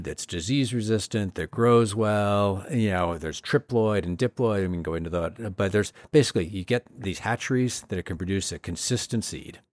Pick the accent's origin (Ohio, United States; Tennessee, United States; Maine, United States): Maine, United States; when I was growing up in Maine, there were maybe three or four farms.